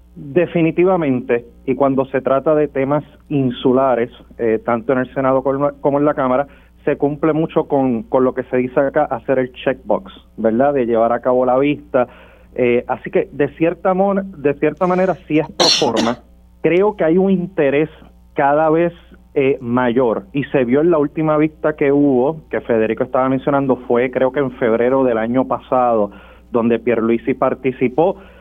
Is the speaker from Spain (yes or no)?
no; Puerto Rico; como puertorriqueños